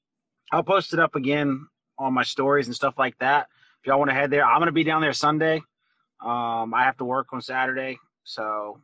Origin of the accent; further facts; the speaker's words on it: Louisiana, United States; I'm from Louisiana